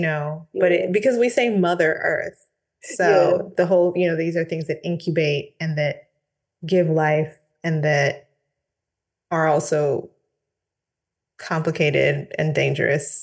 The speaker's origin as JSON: {"language": "English", "town": "Portland", "region": "Oregon", "country": "United States", "tie": "born or raised there", "moved": "yes", "said": "I grew up in Portland, Oregon, which is in the mm. northwestern part of the US"}